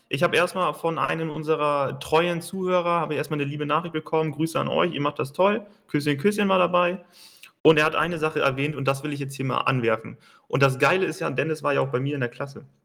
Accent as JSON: {"language": "German", "town": "Basel", "region": "Basel-Stadt", "country": "Switzerland", "said": "weil ich habe es überhaupt nicht, weil ich bin ja aus Basel, da war ja genug Läden."}